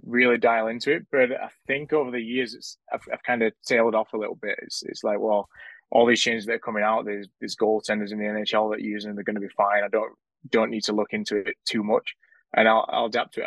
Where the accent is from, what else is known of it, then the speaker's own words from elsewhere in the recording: Sheffield, Yorkshire and the Humber, United Kingdom; when I was growing up in the Sheffield junior system